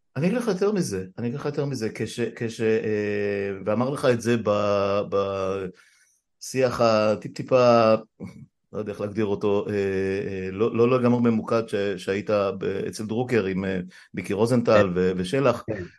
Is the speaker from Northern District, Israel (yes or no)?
yes; Afula, Northern District, Israel; אני גדלתי בעפולה בשנות ה-60